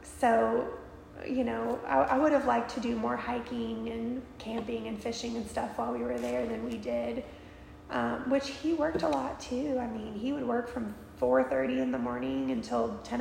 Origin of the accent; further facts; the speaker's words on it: near Destin, Florida, United States; moved away as an adult; also born or lived in Alaska; I grew up in Florida